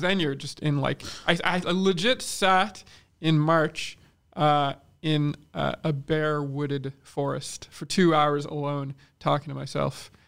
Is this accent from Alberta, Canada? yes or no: no; Quebec, Canada; we're an English minority in a fucking English speaking, okay, in Quebec